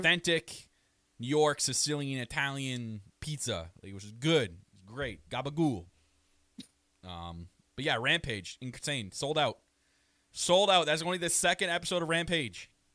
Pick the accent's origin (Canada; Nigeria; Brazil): Canada; I am your Canadian prince